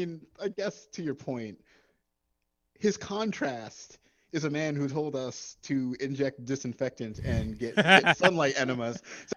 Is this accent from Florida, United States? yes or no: no; Asbury Park, New Jersey, United States; I am from Asbury Park, sir. … country.